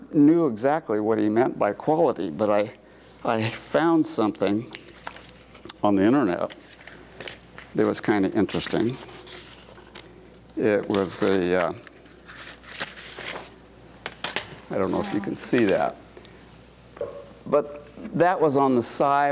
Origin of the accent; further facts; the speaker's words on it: Walla Walla, Washington, United States; moved away as an adult; also born or lived in Missoula / Portland; I was born and raised in Walla Walla, Washington